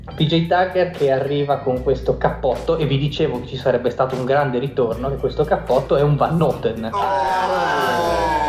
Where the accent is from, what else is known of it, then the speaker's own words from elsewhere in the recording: Liguria, Italy; io sono anche ligure da un certo punto di vista